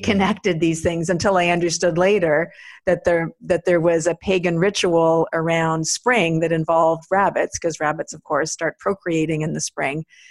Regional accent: Quebec, Canada; growing up in Quebec

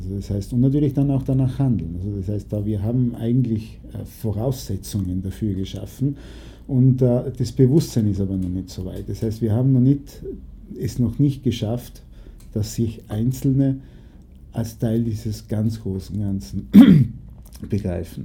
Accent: Naples, Campania, Italy; da, wo ich aufgewachsen bin in Neapel

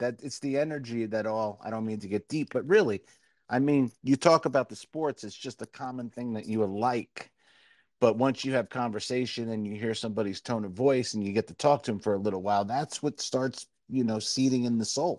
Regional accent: Jersey City, New Jersey, United States; moved away; in Jersey City for a little while, till my parents opened up all their delis and we moved into the burbs of Jersey, I grew up in Jersey City in kind of a neighborhood really like that.

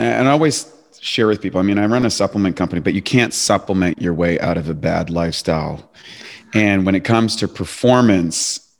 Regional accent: Canada; moved away as an adult; also born or lived in Venice Beach, California; now in Los Angeles, United States; I'm a Canadian, I'm a former Canadian, so I'm a transplant

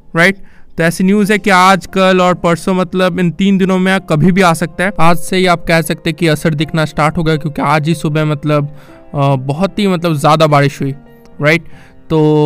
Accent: Kolkata, West Bengal, India; मैं कोलकाता से बिलोंग रखता हूँ

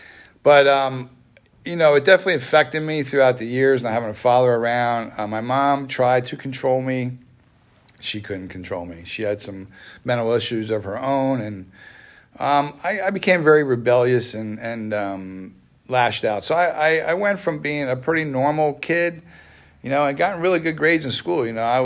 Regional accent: Wernersville, Pennsylvania, United States; You know, I grew up in Wernersville, right up the road here. That's where I grew up.

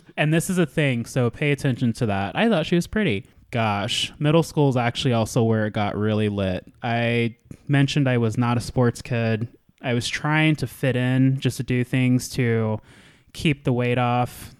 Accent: Anchorage, Alaska, United States; moved away; So I was born and raised in Anchorage, Alaska. I was a military kid for a little bit

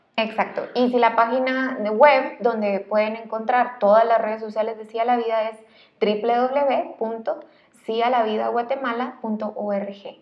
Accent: Guatemala; un guatemalteco igual que yo

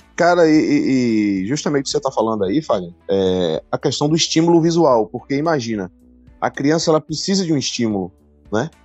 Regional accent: Bahia, Brazil; antigamente lá na minha cidade, né, de que é aqui hum. na Bahia

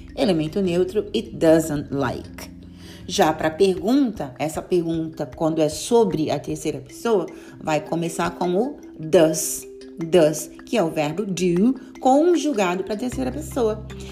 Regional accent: Brazil; Nós que somos brasileiros costumamos colocar aquela extra vowel

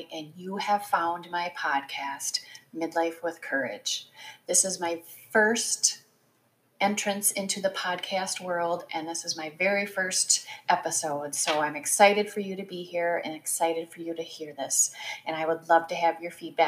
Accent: Wisconsin, United States; also born or lived in Ohio; So I grew up in the Midwest. I am a Wisconsin girl. I was born in Ohio, but we quickly moved to Wisconsin.

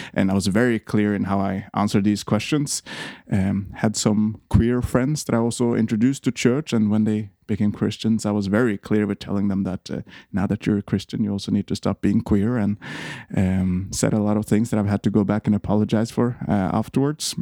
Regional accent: Eidsvoll, Akershus, Norway; moved away as an adult; now in Copenhagen, Denmark; I'm from Norway. Uh, grew up uh, in a place called Eidsvoll, right outside of Oslo and uh, moved to Copenhagen when I was uh, 19.

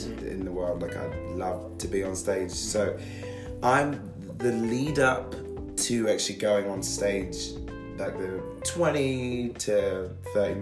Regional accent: London, United Kingdom; I'm from a place called Catford in Lewisham. That's a borough of London.

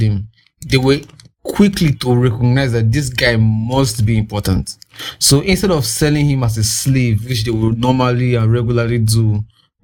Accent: Nigeria; I'm in Nigerian

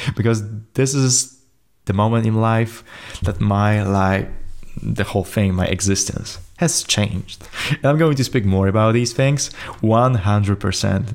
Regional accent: Poland; English is a second language; I'm from Poland, so I don't speak, uh, as fluently English as I thought I will be.

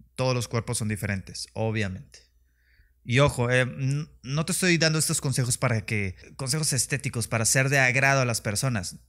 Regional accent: Mexico; en mi país, México

